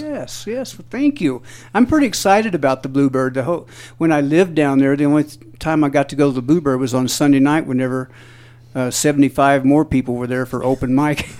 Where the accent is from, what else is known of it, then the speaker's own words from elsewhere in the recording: Jackson, Missouri, United States; We're from the southeastern part of Missouri.